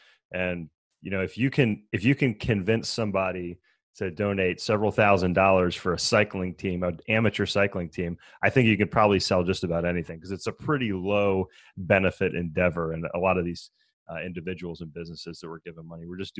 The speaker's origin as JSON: {"language": "English", "region": "Maryland", "country": "United States", "tie": "born or raised there", "said": "So I grew up in Maryland. I started racing bikes when I was 14 years old"}